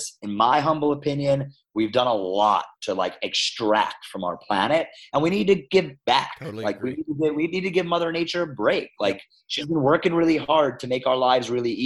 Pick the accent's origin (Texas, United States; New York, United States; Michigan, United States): New York, United States; New York City; moved away as an adult; I was a ride or die New York City guy. Uh-huh. Like, I grew up in Manhattan.